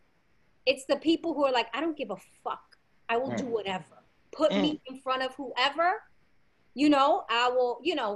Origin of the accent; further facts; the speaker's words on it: New York City, New York, United States; I grew up in the Bronx.